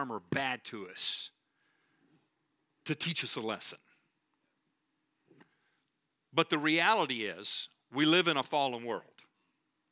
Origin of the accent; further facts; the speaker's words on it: Texas, United States; we're from Texas